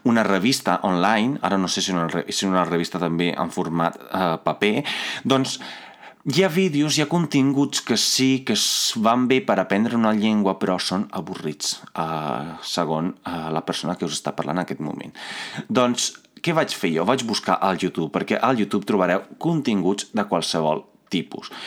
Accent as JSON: {"language": "Catalan", "region": "Veneto", "country": "Italy", "tie": "born or raised there", "also_born_or_lived": "Cittadella, Italy", "second_language": "Catalan", "moved": "as an adult", "lives_now": "Catalonia, Spain", "said": "a banda de l'italià, que ja el sé perquè sóc italià, perquè vaig fer tot el col·le a Itàlia, no?"}